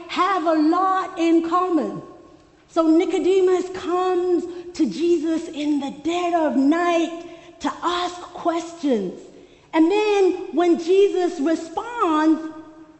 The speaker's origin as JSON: {"language": "English", "town": "Soweto", "region": "Gauteng", "country": "South Africa", "tie": "born or raised there", "said": "When I was growing up in Soweto, there was one cinema in the township."}